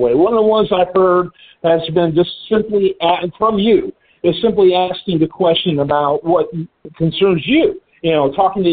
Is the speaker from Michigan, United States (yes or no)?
yes; just outside of Detroit, Michigan, United States; I grew up just outside of Detroit